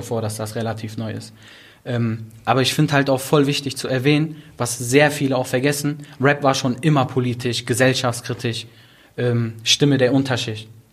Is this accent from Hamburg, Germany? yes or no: no; Duisburg, North Rhine-Westphalia, Germany; ich komme aus Duisburg, bin aufgewachsen in Marxloh